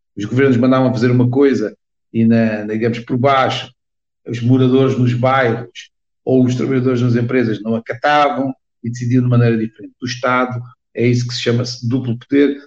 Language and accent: Portuguese; Portugal; also born or lived in Angola; apesar de ser portuguesa, nasci em Angola, ou seja, nasci em África, numa das ex-colónias. Meu pai foi para lá trabalhar